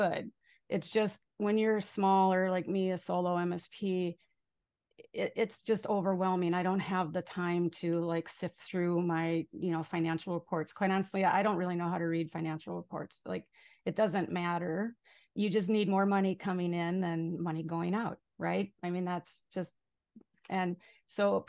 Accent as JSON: {"language": "English", "region": "Minnesota", "country": "United States", "also_born_or_lived": "Arizona", "moved": "as an adult", "lives_now": "Maui, United States", "said": "I'm originally from Minnesota, so you might hear a few \"you betchas\" and all that."}